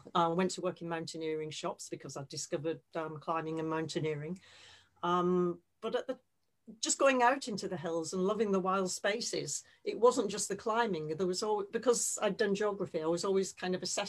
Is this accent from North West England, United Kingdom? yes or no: yes; Bolton, North West England, United Kingdom; moved away as an adult; also born or lived in Kingston upon Thames; I'm from Bolton, just outside Manchester.